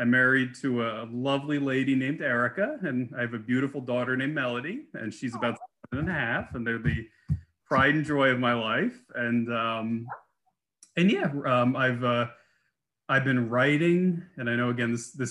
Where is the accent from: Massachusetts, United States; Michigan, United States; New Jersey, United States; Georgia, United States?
New Jersey, United States; I grew up in New Jersey